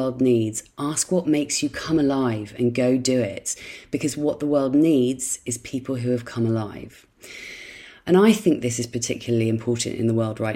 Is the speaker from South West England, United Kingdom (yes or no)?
yes; Dorset, South West England, United Kingdom; in my childhood home, in the house where I grew up in Dorset.